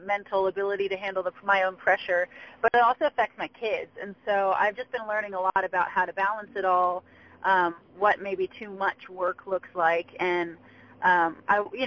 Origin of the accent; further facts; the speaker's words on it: just south of Atlanta, Georgia, United States; So just south of Atlanta